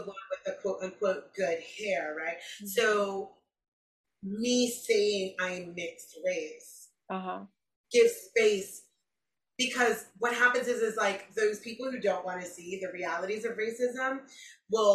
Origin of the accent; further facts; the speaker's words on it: New York City, New York, United States; growing up in New York City and it being so multicultural